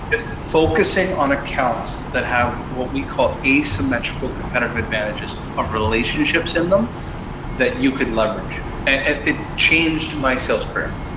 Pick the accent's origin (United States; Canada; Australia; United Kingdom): Canada; I'm Canadian